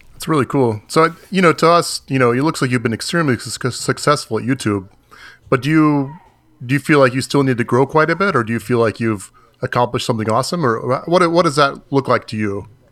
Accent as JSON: {"language": "English", "region": "Florida", "country": "United States", "said": "I'm from Florida"}